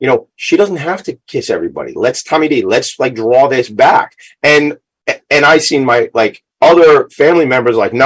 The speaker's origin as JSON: {"language": "English", "area": "Long Island", "region": "New York", "country": "United States", "said": "I'm from Long Island"}